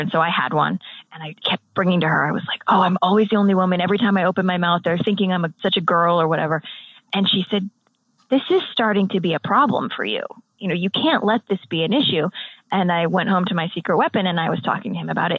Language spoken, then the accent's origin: English; United States; I'm American